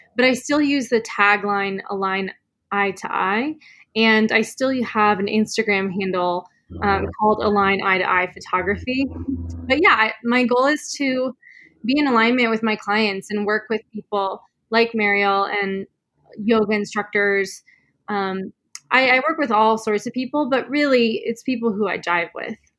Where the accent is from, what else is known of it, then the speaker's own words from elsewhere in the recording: Sedona, Arizona, United States; I was born and raised in Sedona.